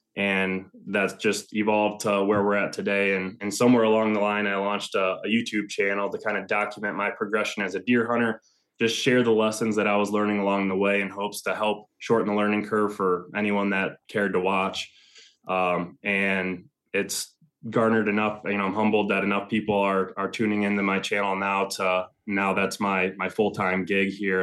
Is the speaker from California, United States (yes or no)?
no; Northern Michigan, United States; moved away as an adult; also born or lived in Ann Arbor, Michigan; now in Ohio, United States; I'm originally from Northern Michigan